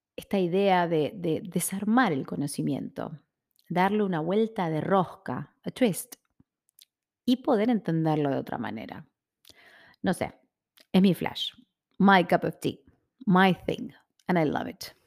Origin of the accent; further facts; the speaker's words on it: Buenos Aires, Argentina; Soy argentina, soy porteña. O sea que nací y me crié en Buenos Aires, en el barrio de Palermo.